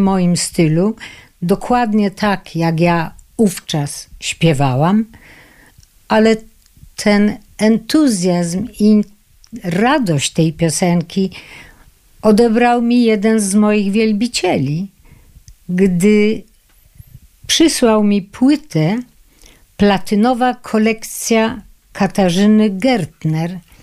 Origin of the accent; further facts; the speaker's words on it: Krynica-Zdrój, Lesser Poland, Poland; moved away; also born or lived in Kraków; Od małego byłam tak zwaną artystką krynicką. Urodziłam się w Krynicy Zdroju